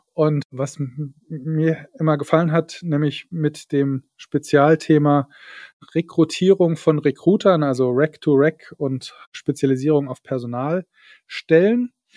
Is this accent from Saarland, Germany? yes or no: yes; Saarland, Germany; ich komme ja aus dem Saarland